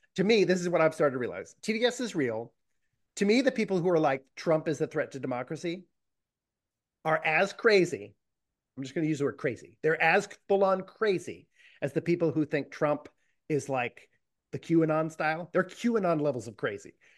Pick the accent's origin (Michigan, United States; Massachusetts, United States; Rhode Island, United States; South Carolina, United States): Massachusetts, United States; Boston; I come from Boston